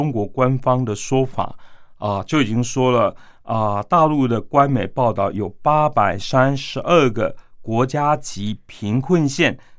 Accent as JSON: {"language": "Chinese", "region": "Yunlin County", "country": "Taiwan", "tie": "born there", "said": "那可能我自己本身出进呃出生于台湾的云林农村的乡下嘛，"}